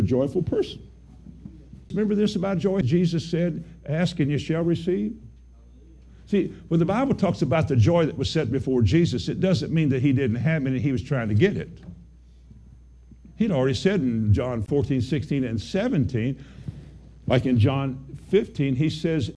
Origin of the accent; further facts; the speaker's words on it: Kentucky, United States; I'm from Kentucky.